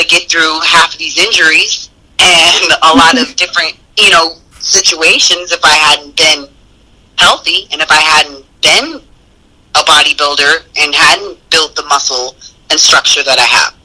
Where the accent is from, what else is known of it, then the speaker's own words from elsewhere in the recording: United States; being American